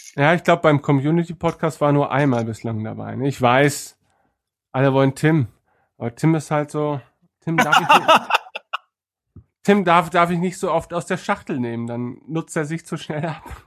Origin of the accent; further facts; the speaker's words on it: East Frisia, Lower Saxony, Germany; ich als Ostfriese